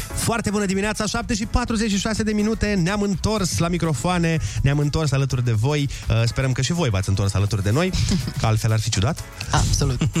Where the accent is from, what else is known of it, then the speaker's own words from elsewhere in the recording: Suceava, Suceava County, Romania; now in Bucharest, Romania; în primul an când m-am mutat în București din Suceava